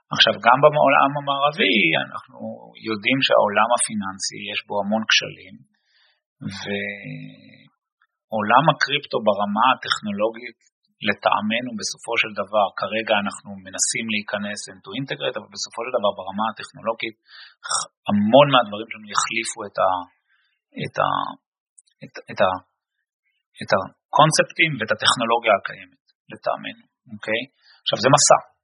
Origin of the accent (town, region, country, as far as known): Israel; born or raised there; moved away as an adult; now in Boston, United States